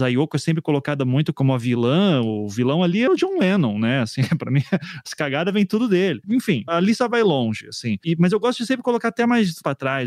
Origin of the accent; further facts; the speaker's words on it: South Region, Brazil; also born or lived in São Paulo; da minha bolha aqui do Sul